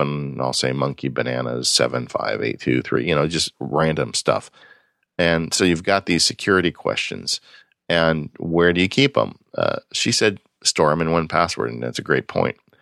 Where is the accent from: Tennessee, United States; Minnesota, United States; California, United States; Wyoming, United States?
California, United States; growing up in California, it was really hard for me when I was a kid